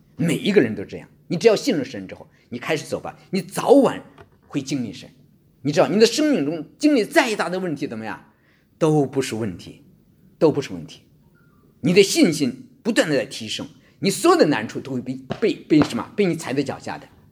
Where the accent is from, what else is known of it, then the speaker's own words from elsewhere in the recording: China; now in Australia; 我们中国人在这方面非常地保守